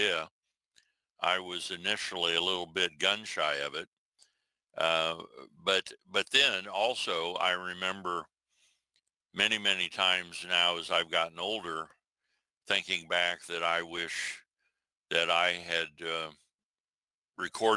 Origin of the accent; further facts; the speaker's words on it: southwestern Iowa, United States; moved away; also born or lived in Omaha, Nebraska; I was particularly, the geography is southwestern Iowa